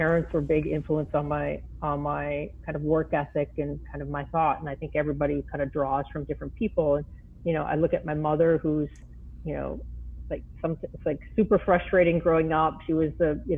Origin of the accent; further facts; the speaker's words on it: Minnesota, United States; I come from Minnesota.